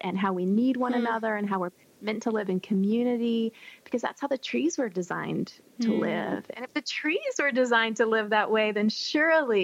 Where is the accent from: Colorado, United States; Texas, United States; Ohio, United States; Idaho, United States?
Texas, United States; I grew up in Texas where we didn't really have seasons.